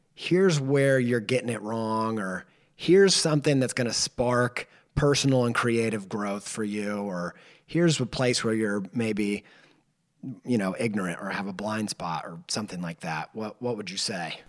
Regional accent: Indiana, United States; I grew up in Indiana in the Bible Belt

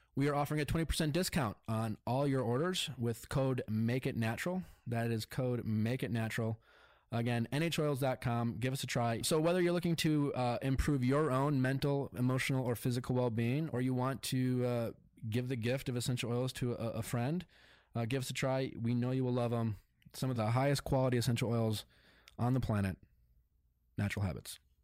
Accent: Milwaukee, Wisconsin, United States; moved away; growing up in Milwaukee

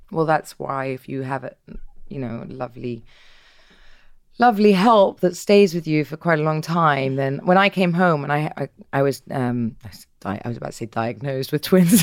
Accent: England, United Kingdom; I'm English

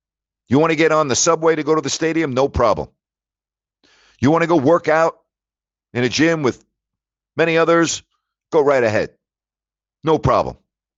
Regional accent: New York, United States; moved away; I don't understand New York, and I'm from New York. But I don't know if I could live there right now.

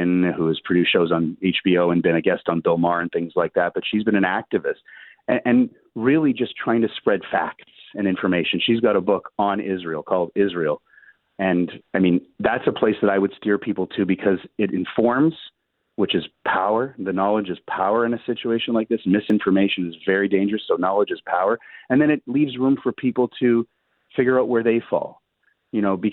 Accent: Canada; as a Canadian

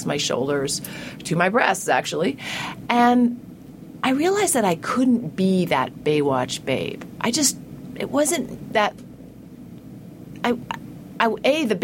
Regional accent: New England, United States; I grew up in New England

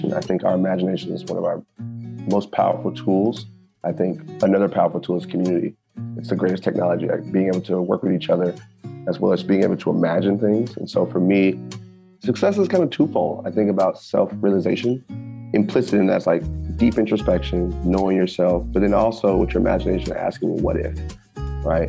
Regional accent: Temple, Texas, United States; moved away; I'm from Temple, small town

